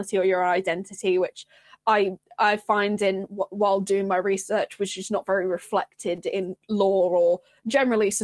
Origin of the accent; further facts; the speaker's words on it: Wolverhampton, West Midlands, United Kingdom; moved away; also born or lived in Sheffield; I'm from Wolverhampton, so not particularly a sparsely populated area